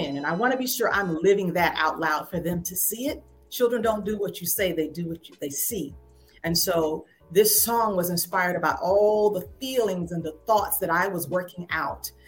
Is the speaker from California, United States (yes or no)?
no; Waycross, Georgia, United States; I grew up in the Bible Belt South, went to Shiloh Baptist Church in my hometown, Waycross, Georgia